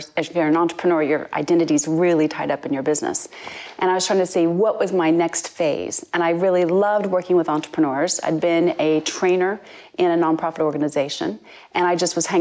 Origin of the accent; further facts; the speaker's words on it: United States; moved away as an adult; now in United Kingdom; I'm American born, but I've been in the UK for almost 21 years now.